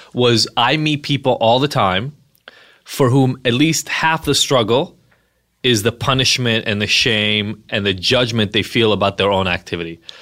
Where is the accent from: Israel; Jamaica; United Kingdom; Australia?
Israel; moved away; I'm from Israel originally.